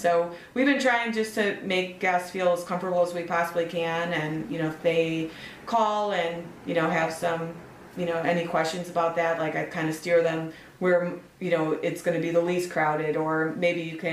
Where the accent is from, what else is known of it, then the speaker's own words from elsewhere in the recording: Chicago, Illinois, United States; I grew up in the city. There was one on Kedzie, like 55th and Kedzie or 59th